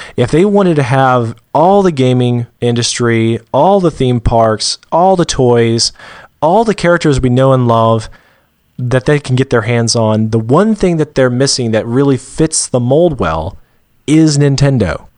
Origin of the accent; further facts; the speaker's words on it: Georgia, United States; I was born and raised in Georgia, and I just gotta note, my dad was too, and he doesn't have a Georgia accent